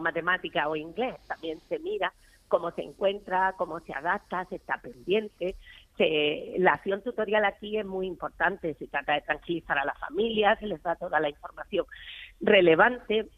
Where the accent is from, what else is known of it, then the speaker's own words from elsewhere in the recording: Almería, Andalusia, Spain; yo soy de Almería.